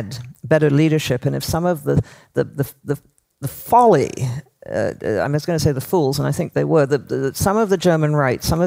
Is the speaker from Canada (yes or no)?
yes; Toronto, Ontario, Canada; I grew up in Toronto